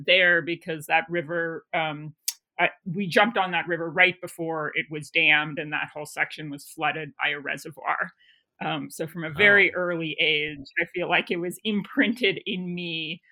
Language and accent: English; Bolinas, California, United States; born in the San Francisco Bay Area on coastal Miwok land, out in a small town called Bolinas, and raised there